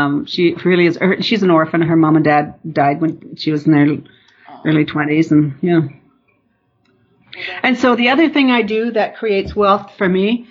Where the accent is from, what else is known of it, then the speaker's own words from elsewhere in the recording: Newfoundland and Labrador, Canada; moved away; I'm from Northern Newfoundland and my family focused on university